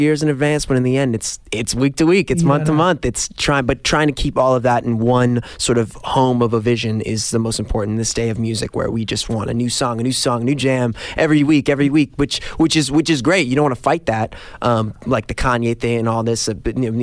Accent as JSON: {"language": "English", "region": "New York", "country": "United States", "tie": "born or raised there", "said": "Growing up in New York"}